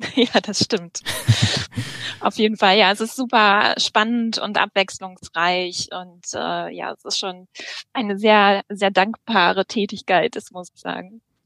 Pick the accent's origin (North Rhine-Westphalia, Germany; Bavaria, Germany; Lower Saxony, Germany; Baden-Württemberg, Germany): North Rhine-Westphalia, Germany; now in Lübeck, Germany; Ich äh, bin gebürtige NRWlerin